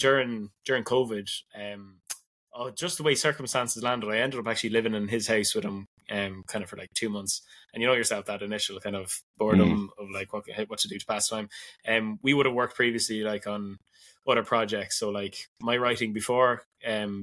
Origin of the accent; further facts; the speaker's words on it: Navan, Leinster, Ireland; we're two brothers from Navan.